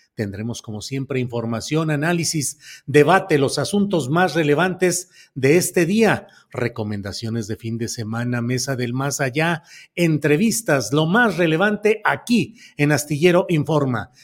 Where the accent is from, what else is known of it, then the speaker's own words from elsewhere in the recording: Coahuila, Mexico; now in San Luis Potosí, Mexico; mi credencial de lector es en San Luis Potosí, aunque yo nací en Coahuila